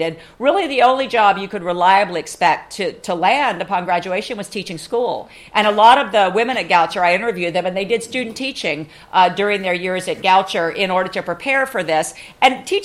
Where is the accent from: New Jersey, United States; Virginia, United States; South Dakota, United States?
Virginia, United States; my home state of Virginia